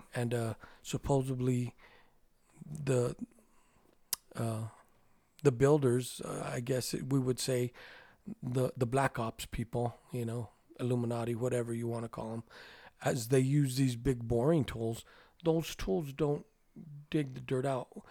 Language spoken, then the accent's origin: English; New Mexico, United States